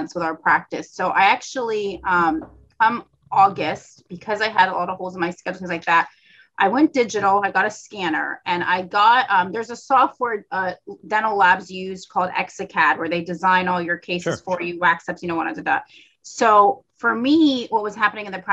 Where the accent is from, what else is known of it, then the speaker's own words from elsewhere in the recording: Florida, United States; also born or lived in Tennessee; I'm from Florida